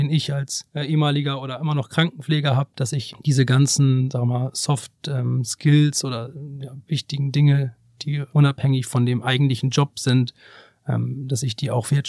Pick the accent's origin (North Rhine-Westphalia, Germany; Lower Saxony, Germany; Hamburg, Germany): Hamburg, Germany; ich komme aus Hamburg, mein Herz schlägt natürlich irgendwie auch hier, meine ganze Familie und Freunde leben hier.